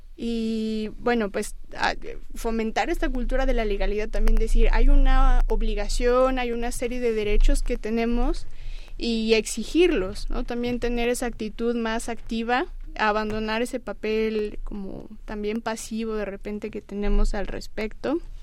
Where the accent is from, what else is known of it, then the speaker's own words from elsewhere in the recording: Mexico; nosotros como mexicanos